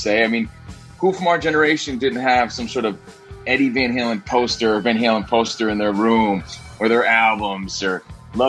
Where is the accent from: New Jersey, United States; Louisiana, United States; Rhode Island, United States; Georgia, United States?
New Jersey, United States; Union; growing up in Jersey. I'm from Union, New Jersey.